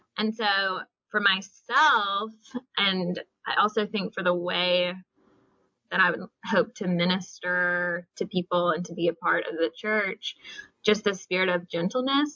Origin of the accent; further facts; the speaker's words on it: Oxford, Mississippi, United States; I grew up in Mississippi, in Oxford